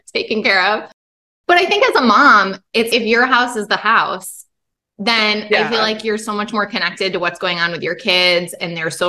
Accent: Michigan, United States; I grew up in Michigan.

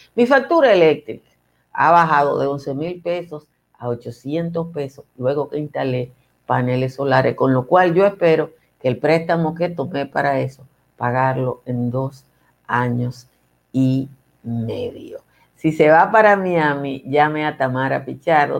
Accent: Dominican Republic; no se puede formar en la República Dominicana porque nosotros no tenemos escuela de eso

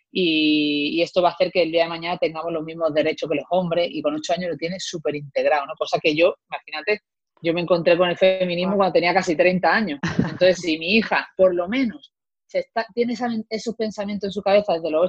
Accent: Málaga, Andalusia, Spain; moved away as an adult; now in Madrid, Spain; yo me vine de Málaga a Madrid a estudiar

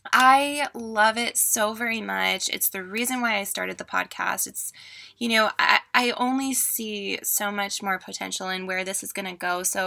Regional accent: California, United States; also born or lived in Seattle; now in Oregon, United States; Like, I came from California, moving from California to Seattle and then now to Oregon, and I just still miss those sunny SoCal days.

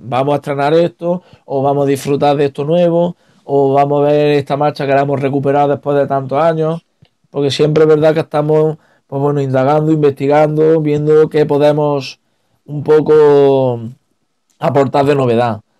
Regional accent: San Ildefonso, Andalusia, Spain; also born or lived in Albanchez de Mágina; Yo que vivo en San Ildefonso, pues, me he criado Con la Veracruz, el Huerto, la Soledad

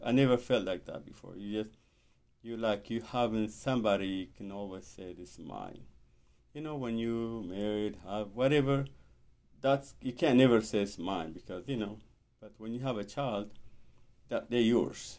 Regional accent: Ethiopia; moved away; I'm from Ethiopia

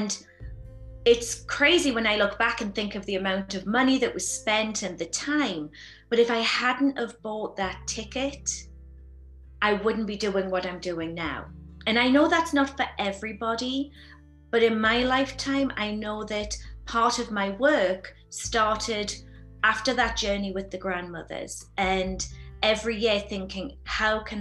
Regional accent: the north of England, United Kingdom; now in Sedona, United States; growing up in England, my family was from a working class family. We lived in a small house in Northern England

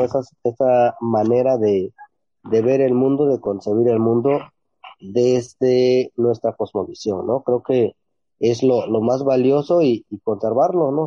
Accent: San Mateo del Mar, Oaxaca, Mexico; first language Ombeayiüts; Spanish is a second language; Les mandamos un cordial saludo desde San Mateo del Mar

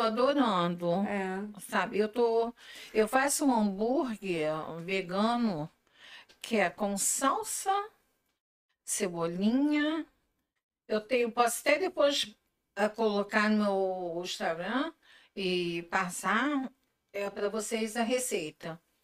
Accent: Macaé, Rio de Janeiro, Brazil; now in Niterói, Brazil; Sou de Macaé, moro aqui há 42 anos

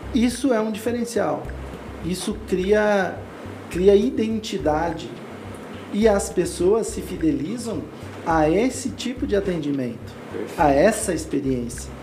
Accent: Lages, Santa Catarina, Brazil; Eu sou do interior de Santa Catarina

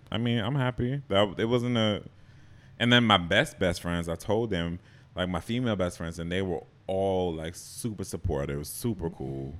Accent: Boston, Massachusetts, United States; moved away as an adult; also born or lived in Jamaica / New York; I grew up in Boston

